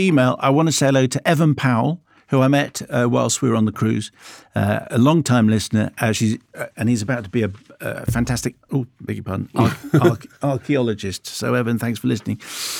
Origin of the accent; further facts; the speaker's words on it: Glasgow, Scotland, United Kingdom; I was brought up in and around Glasgow, but didn't know the story. I was working in London at the time, so I missed it.